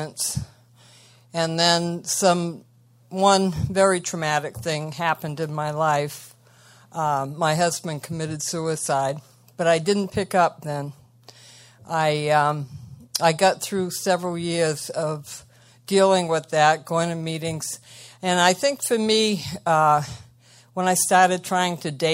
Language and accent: English; Massachusetts, United States; also born or lived in Marshfield, Massachusetts; I'm from Massachusetts, Marshfield right now